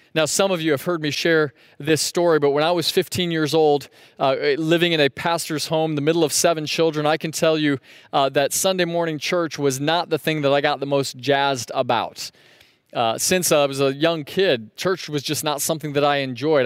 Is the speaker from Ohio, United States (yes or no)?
no; Sebring, Florida, United States; growing up in Sebring, we'd go north on U S twenty-seven